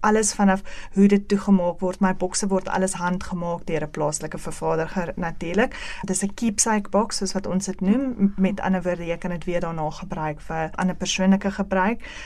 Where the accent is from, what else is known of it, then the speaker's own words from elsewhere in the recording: Ventersdorp, North West, South Africa; moved away as an adult; now in Benoni, South Africa; Ek is van 'n baie baie klein dorpie af wat niemand seker nog van gehoor het nie, um, in die Noordweste provinsie Ventersdorp. Ek is daar gebore en grootgeword